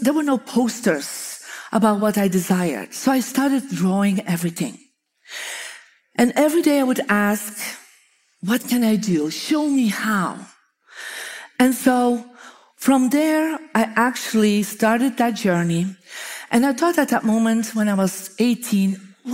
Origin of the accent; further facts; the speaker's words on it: Belgium; moved away; I'm from Belgium.